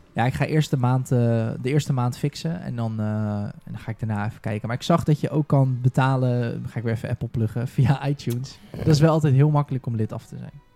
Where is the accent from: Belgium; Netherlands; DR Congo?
Netherlands; Rotterdam, South Holland; ik kom uit Rotterdam.